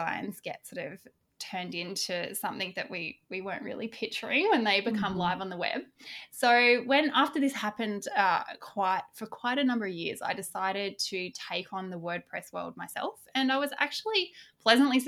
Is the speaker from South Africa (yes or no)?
no; Australia; I'm Aussie. I live just south of the beautiful Gold Coast in Australia